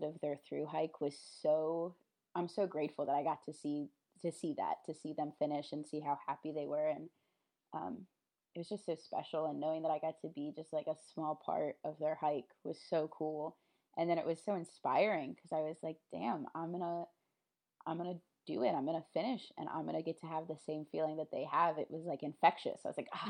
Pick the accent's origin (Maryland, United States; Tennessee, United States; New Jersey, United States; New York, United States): Maryland, United States; Baltimore; I live, I'm from Baltimore, so I live pretty close to Harper's Ferry